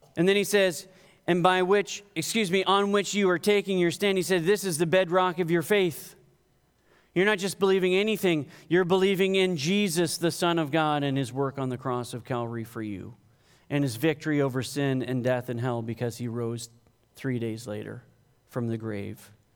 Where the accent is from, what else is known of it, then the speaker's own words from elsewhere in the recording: Canada; I'm Canadian